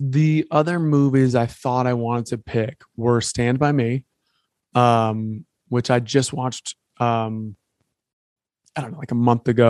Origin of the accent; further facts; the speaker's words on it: outside Chicago, Illinois, United States; I grew up outside Chicago